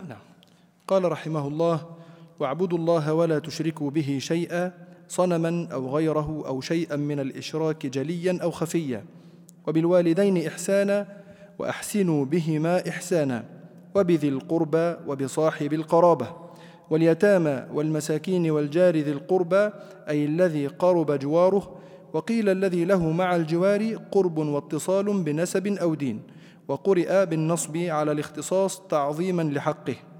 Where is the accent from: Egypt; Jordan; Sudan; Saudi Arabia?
Egypt; عندنا في مصر